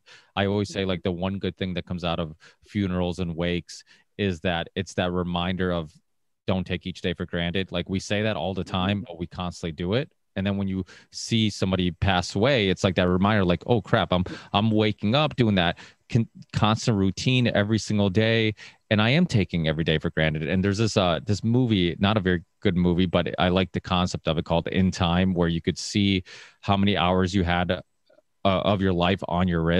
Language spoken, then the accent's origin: English; Portugal; now in United States; I was born in Portugal